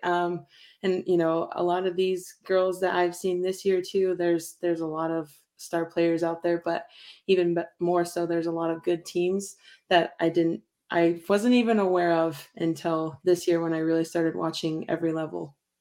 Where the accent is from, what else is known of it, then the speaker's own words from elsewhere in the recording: Pocatello, Idaho, United States; also born or lived in Montana; we're from Pocatello